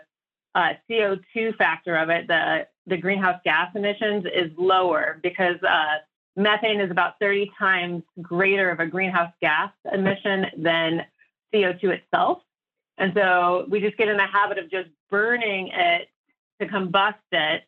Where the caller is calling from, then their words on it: Denver, Colorado, United States; I'm calling in from Denver